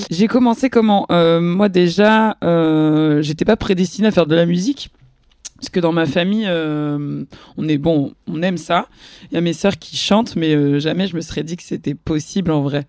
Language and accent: French; Magny-en-Vexin, Île-de-France, France; moved away; j'ai grandi une partie de mon enfance à Magnan-Vexin, la campagne perdue. Euh, c'est où C'est dans le 95, dans le Vexin